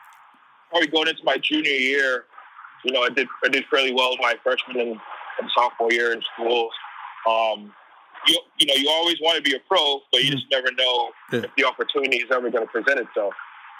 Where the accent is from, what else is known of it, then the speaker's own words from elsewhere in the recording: East Coast, United States; growing up on the East Coast, you don't really get too much opportunities to travel to the West.